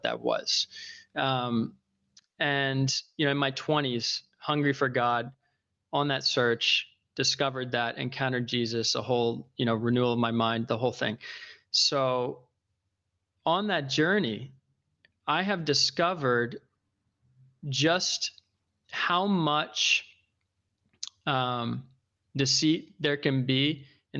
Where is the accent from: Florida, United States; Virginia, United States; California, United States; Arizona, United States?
Virginia, United States; Northern; moved away as an adult; also born or lived in New York; I was raised in Northern Virginia, outside of Washington, D.C.